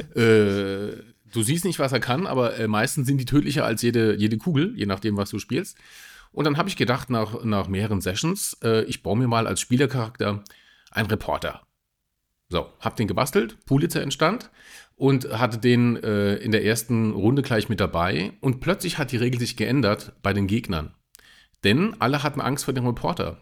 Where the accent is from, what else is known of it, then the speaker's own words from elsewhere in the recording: Saarland, Germany; ich bin ja Saarländer